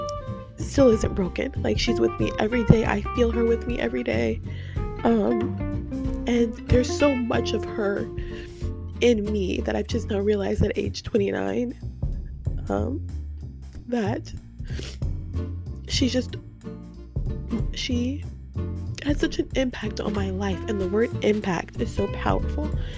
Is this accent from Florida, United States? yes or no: yes; Tampa, Florida, United States; I was raised in Tampa Park. That's where my roots came from. That's where I spent my childhood